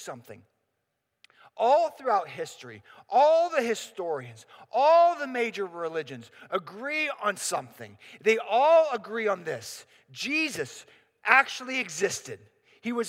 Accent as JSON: {"language": "English", "town": "Pittsburgh", "region": "Pennsylvania", "country": "United States", "said": "I'm from Pittsburgh."}